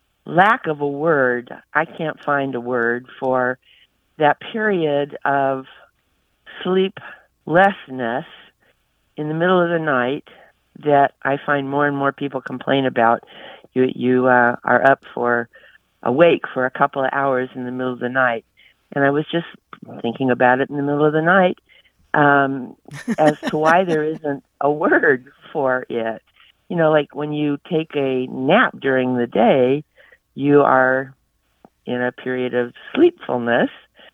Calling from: San Diego, California, United States; San Diego, California.

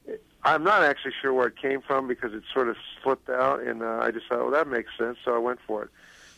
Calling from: Columbus, Ohio, United States; I'm in Columbus, Ohio.

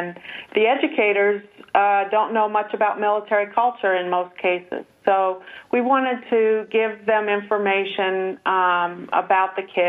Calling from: Washington, United States; No, we're on the West Coast. I'm at Joint Base Lewis-McChord.

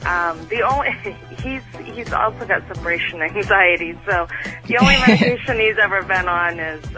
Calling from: Maine, United States; I'm calling from Maine.

